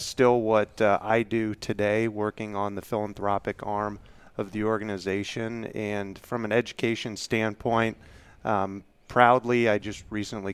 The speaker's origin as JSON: {"language": "English", "region": "Kansas", "country": "United States", "tie": "born or raised there", "said": "I am a Kansas native, have lived in Kansas pretty much all of my life"}